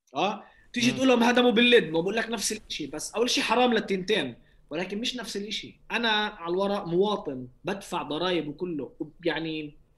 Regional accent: Palestine; now in Lod, Israel; اني فلسطيني

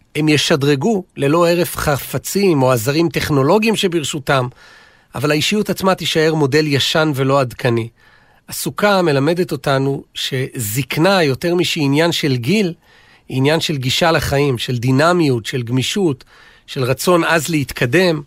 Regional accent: Israel; אני גדלתי באיזה סוג של מושב קיבוץ

